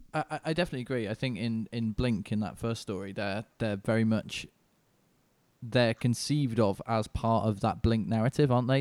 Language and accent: English; Manchester, North West England, United Kingdom; now in London, United Kingdom; I'm from, I live in London now, but I'm originally from Manchester, uh, U K.